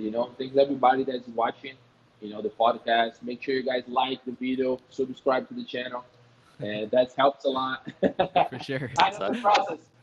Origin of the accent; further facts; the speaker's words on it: Bahia, Brazil; English is a second language; now in Rio de Janeiro, Brazil; I'm from Bahia. I, am from Bahia